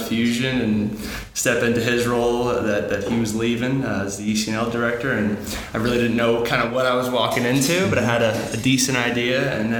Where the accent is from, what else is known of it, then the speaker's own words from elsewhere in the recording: New York, United States; So I'm from New York originally. Went to school at Fordham University. I grew up playing soccer on Long Island.